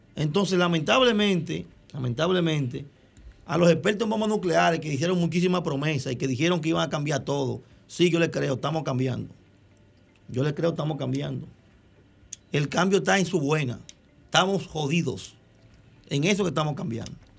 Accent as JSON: {"language": "Spanish", "country": "Dominican Republic", "said": "yo soy un dominicano"}